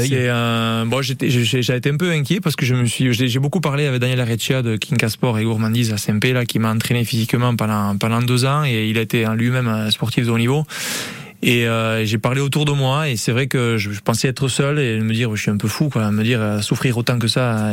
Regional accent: Hendaye, Nouvelle-Aquitaine, France; moved away as an adult; also born or lived in Miami; je suis originaire d'Andaï

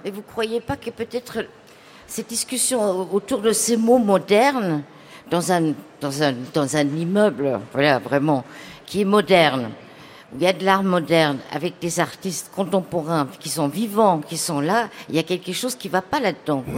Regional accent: Germany; moved away; je viens d'Allemagne

